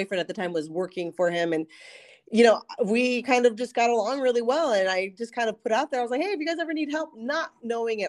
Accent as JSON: {"language": "English", "area": "Ventura County", "region": "California", "country": "United States", "tie": "born or raised there", "also_born_or_lived": "Camarillo / Newbury Park / Culver City / Valencia", "moved": "as an adult", "lives_now": "Los Angeles, United States", "said": "I was raised out in Ventura County"}